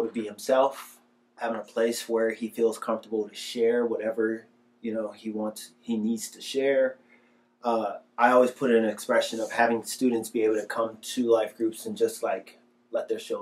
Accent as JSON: {"language": "English", "town": "Detroit", "region": "Michigan", "country": "United States", "tie": "born or raised there", "said": "growing up in Michigan"}